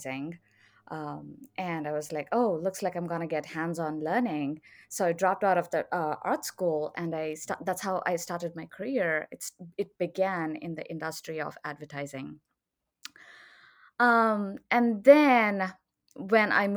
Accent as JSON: {"language": "English", "country": "India", "moved": "as an adult", "lives_now": "Austin, United States", "said": "I'm originally from India"}